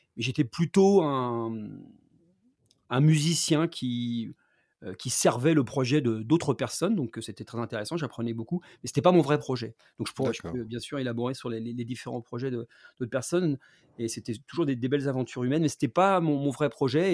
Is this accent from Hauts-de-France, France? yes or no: no; Rouen, Normandy, France; moved away as an adult; j'ai quitté Rouen quand j'avais 18 ans